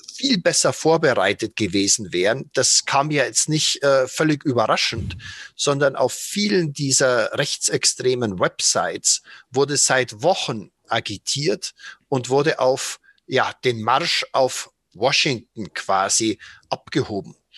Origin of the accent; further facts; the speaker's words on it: Germany; als Deutsche